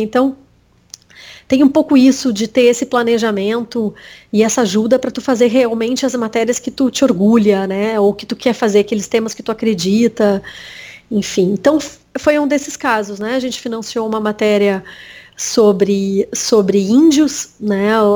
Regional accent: Bagé, Rio Grande do Sul, Brazil; Eu nasci em Bagé, né? Que é interior aqui do Rio Grande do Sul

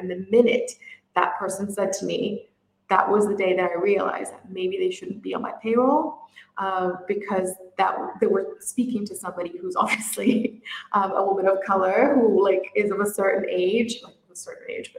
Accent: Brazil; also born or lived in United Kingdom; now in Middle East; I'm originally from Brazil and I live in the Middle East

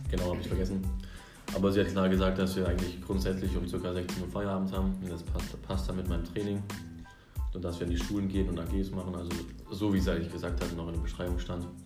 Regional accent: Sersheim, Baden-Württemberg, Germany; jetzt bin ich in Bissingen, also bei mir in der Heimat wieder. Weil ich komme aus Sersheim.

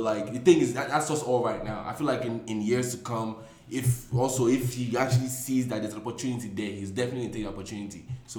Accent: Nigeria; now in United States

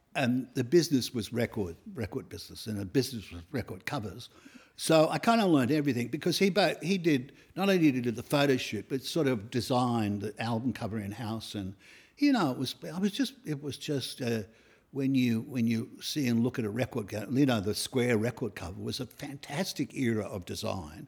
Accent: Australia; I went around the world, um, on, as Aussie, Aussie kids

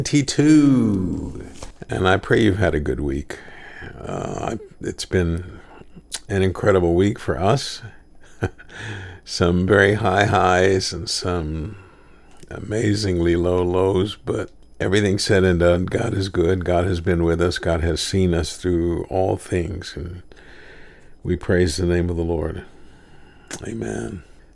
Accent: Kingsville, Texas, United States; born there; We were in Kingsville. I was born in Kingsville.

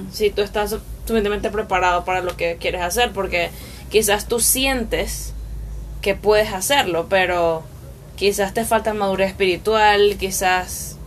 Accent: Barlovento, Miranda, Venezuela; also born or lived in Caracas; yo me crié en Misiones, o sea, me crié en Barlovento. Nací en Caracas, pero llegué de meses a, a de meses a esa a ese lugar.

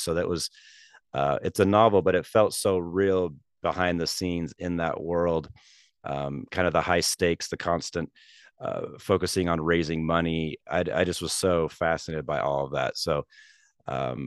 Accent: Salt Lake City, Utah, United States; my hometown of Salt Lake City

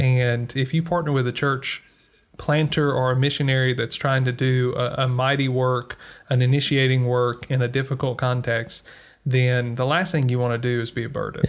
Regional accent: United States; moved away; speaking as an American who is living outside of America

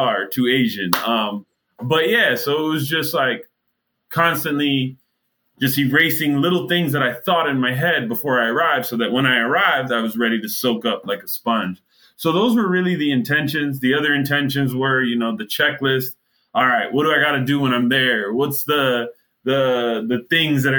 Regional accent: Jamaica; now in Miami, United States; as a Jamaican

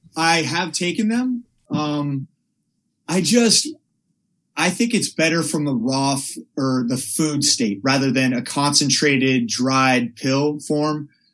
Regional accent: Palo Alto, California, United States; I grew up in Northern California in a town called Palo Alto

